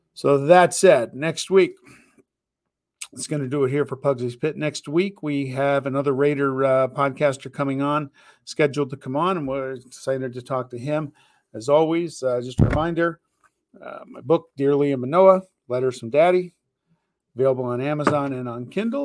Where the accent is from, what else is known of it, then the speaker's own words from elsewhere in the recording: Bay Area, California, United States; I grew up in the Bay Area